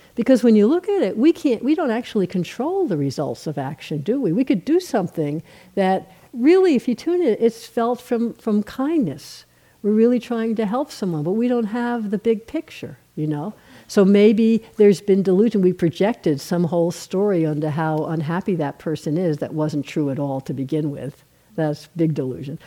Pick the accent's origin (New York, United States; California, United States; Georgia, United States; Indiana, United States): New York, United States; I'm from New York